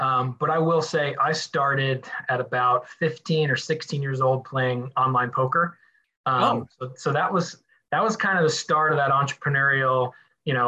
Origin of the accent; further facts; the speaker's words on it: Ramsey, New Jersey, United States; I'm from Ramsey, New Jersey, originally, North Jersey